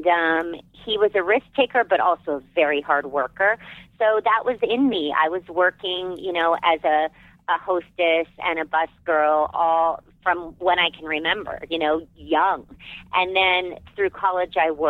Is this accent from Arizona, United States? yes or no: yes; Arizona, United States; moved away as an adult; I loved growing up in Arizona